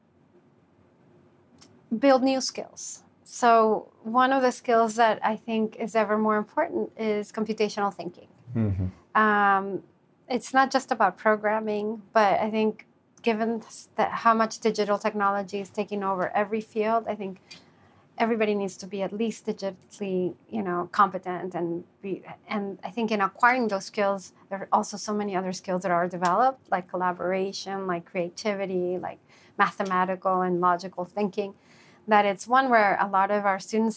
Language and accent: English; Venezuela; I'm from Venezuela